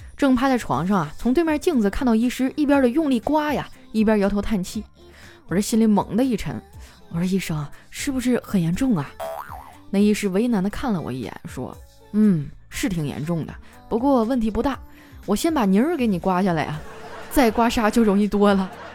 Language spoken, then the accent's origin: Chinese; Northeast China, China; 我们东北人哈，最爱干的事儿就是洗澡